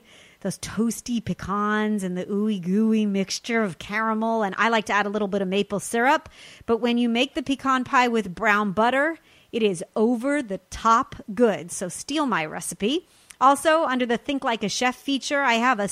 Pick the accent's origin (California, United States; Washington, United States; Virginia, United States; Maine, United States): California, United States; Los Angeles; my hometown